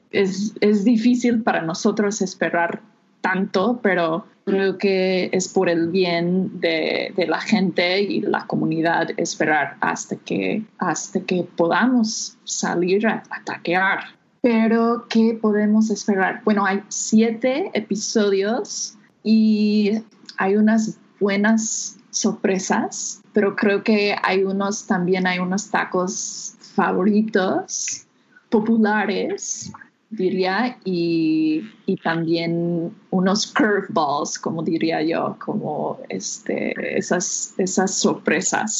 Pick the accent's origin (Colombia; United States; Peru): United States; Spanish is a second language; moved away as an adult; now in Mexico; soy de, Estados Unidos